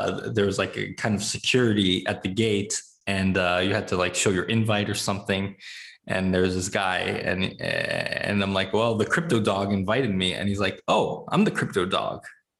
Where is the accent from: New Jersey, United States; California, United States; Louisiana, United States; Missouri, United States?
California, United States; I grew up in California